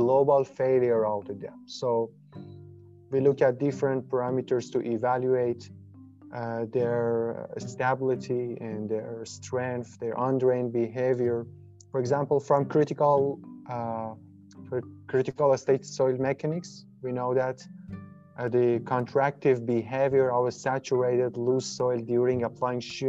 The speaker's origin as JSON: {"language": "English", "town": "Ahvaz", "region": "Khuzestan", "country": "Iran", "moved": "as an adult", "lives_now": "Canada", "said": "I'm originally from Ahvaz in Iran"}